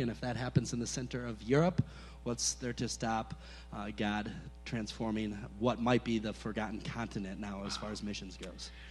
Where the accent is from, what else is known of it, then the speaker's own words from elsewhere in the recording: Lake Geneva, Wisconsin, United States; moved away as an adult; now in Czech Republic; I grew up just outside of Lake Geneva.